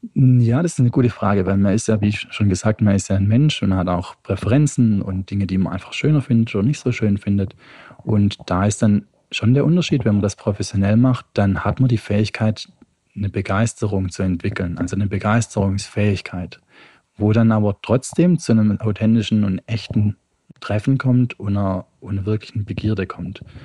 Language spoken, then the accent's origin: German; Stuttgart, Baden-Württemberg, Germany; now in Utrecht, Netherlands; Ich komme ursprünglich aus Stuttgart, wohne derzeit in Utrecht